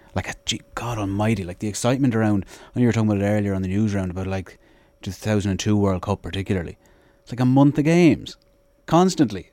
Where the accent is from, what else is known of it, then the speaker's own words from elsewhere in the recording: Sligo, Connacht, Ireland; growing up in Sligo